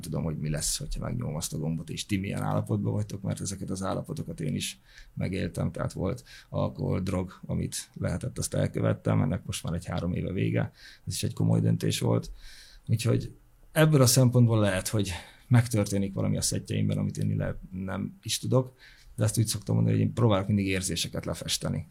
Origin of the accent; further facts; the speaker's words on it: Hungary; also born or lived in Sopron / Fertőd / Veszprém; now in Budapest, Hungary; vidéki gyerek vagyok, Sopron, Fertőd, Veszprém, és így kerültem Budapestre.